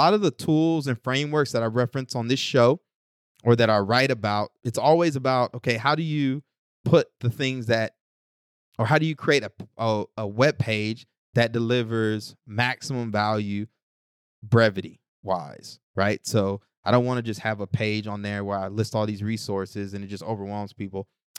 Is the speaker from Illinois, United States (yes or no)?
no; Newark, New Jersey, United States; Because listen, man, I'm from Newark.